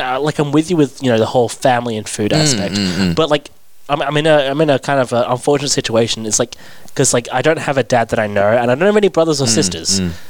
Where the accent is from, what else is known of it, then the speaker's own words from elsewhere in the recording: England, United Kingdom; now in Australia; I grew up in England